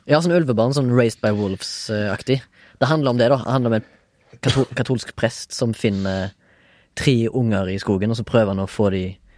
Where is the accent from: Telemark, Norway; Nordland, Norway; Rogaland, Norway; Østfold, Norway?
Rogaland, Norway; Haugesund; now in Oslo, Norway; Jeg er fortsatt ifra Haugesund, men bor i Oslo.